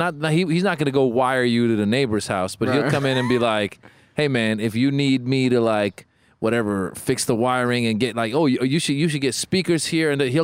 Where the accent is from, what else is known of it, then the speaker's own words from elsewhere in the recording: Iran; English is a second language; moved away; English language, second language. I was born in Iran.